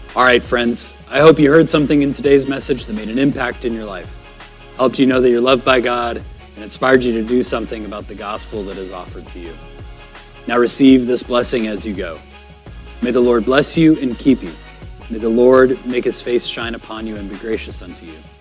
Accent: New England, United States; moved away; also born or lived in Florida; I am from New England

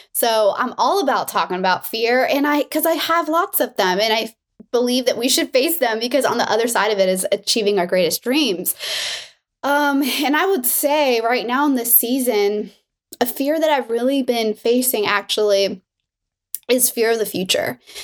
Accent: Miami, Florida, United States; now in California, United States; I'm from Miami

